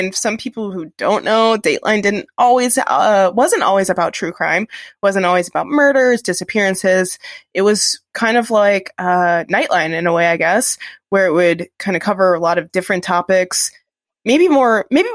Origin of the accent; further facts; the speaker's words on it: United States; I'm an American.